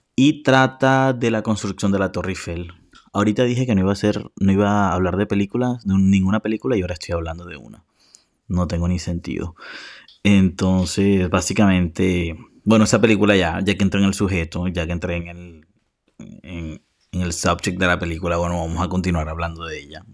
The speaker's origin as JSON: {"language": "Spanish", "country": "Colombia", "said": "soy de Colombia, por cierto, que hablo demasiado rápido"}